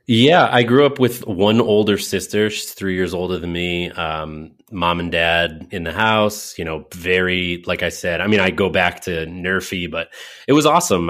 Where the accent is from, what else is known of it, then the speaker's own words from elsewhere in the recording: Windsor, Connecticut, United States; also born or lived in Hartford, Connecticut; I was born in Hartford, in a hospital in Hartford, Connecticut proper. I was raised, uh, in one town over directly north of Hartford on the ninety-one, as you Californians might say, um, Interstate ninety-one, one exit out of Hartford in a town called Windsor, Connecticut